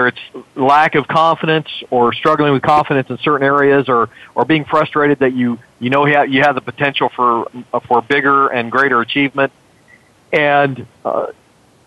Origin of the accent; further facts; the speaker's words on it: McAllen, Texas, United States; my hometown, McAllen, Texas, when I was growing up